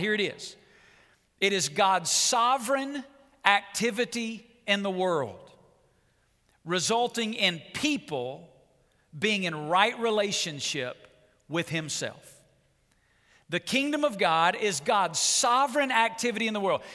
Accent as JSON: {"language": "English", "town": "Muscle Shoals", "region": "Alabama", "country": "United States", "tie": "born or raised there", "moved": "as an adult", "lives_now": "Las Vegas, United States", "said": "I was raised in Muscle Shoals, Alabama"}